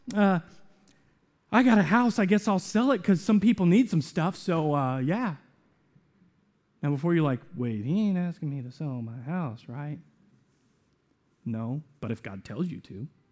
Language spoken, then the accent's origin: English; the South, United States; I grew up in the South